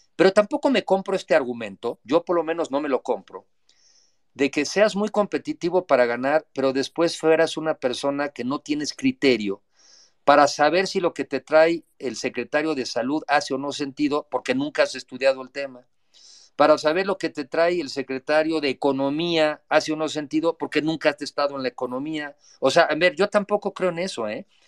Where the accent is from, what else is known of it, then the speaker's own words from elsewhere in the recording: Mexico; antes que nada soy mexicano